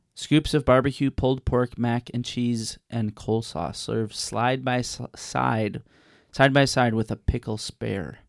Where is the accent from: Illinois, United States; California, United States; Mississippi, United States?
Illinois, United States; Chicago; I'm from Chicago